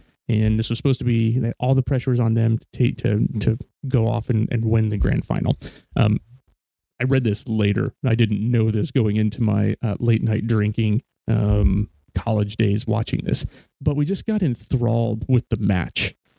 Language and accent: English; United States; You're clearly an American, not British, Aussie, or an Antipede.